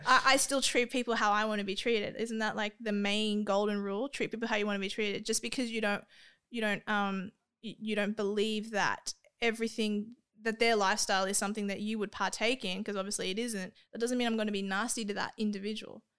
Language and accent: English; Australia; I'm Australian